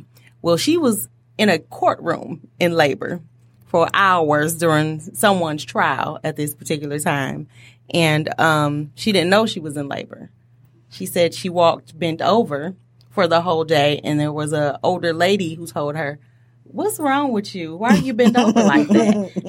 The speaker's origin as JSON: {"language": "English", "town": "Mount Clemens", "region": "Michigan", "country": "United States", "tie": "born or raised there", "said": "I was born in Mount Clemens General Hospital"}